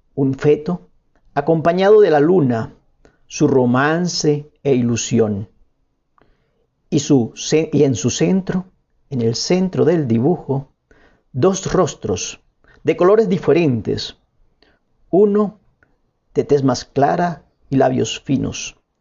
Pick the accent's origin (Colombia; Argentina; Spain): Colombia; La Guajira; moved away as an adult; now in Medellín, Colombia; Nací en Medellín un 18 de mayo, pero me crié o crecí en La Guajira, mi patria chica